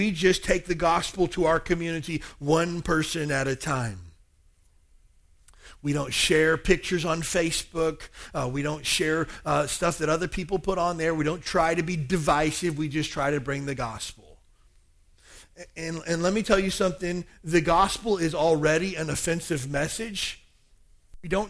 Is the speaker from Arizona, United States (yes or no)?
no; Kentucky, United States; I grew up in Kentucky, a very small town in the South. About 4,000 people in my hometown.